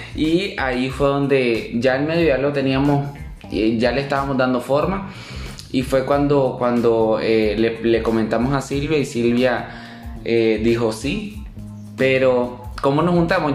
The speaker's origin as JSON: {"language": "Spanish", "country": "Nicaragua", "moved": "as an adult", "lives_now": "Costa Rica", "said": "soy nicaragüense. Tengo dos años de estar en Costa Rica."}